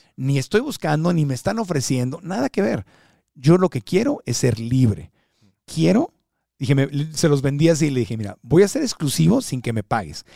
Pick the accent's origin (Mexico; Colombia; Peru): Mexico; Tijuana, Baja California; moved away as an adult; also born or lived in Miami / Phoenix, Arizona; crecí como niño fronterizo en Tijuana